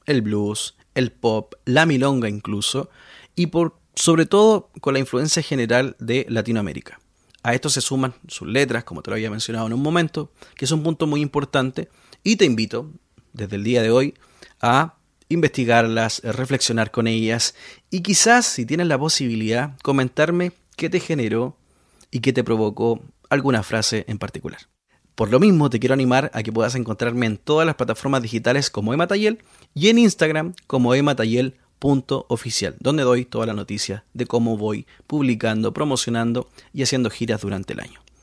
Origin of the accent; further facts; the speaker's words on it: Santiago, Santiago Metropolitan Region, Chile; yo soy de Santiago de Chile